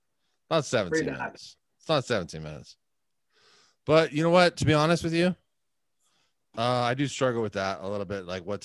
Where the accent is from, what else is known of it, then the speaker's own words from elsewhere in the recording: Huntington Beach, California, United States; I'm from Huntington Beach, dude. It's 714